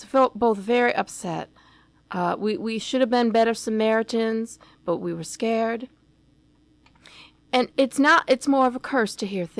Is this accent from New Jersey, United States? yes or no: no; Macon, Georgia, United States; Down the road from where we grew up in Macon, Georgia